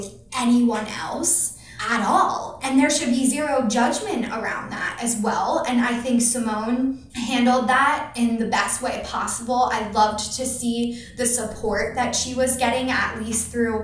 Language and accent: English; Philadelphia, Pennsylvania, United States; I'm from Philly